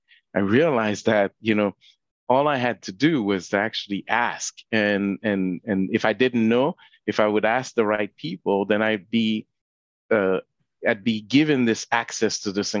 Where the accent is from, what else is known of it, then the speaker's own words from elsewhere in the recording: Haiti; now in Canada; I wasn't born in Canada. I was born in Haiti.